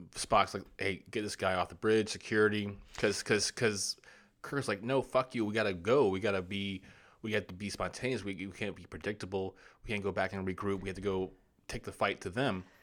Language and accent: English; United States; I'm not an English, I'm American.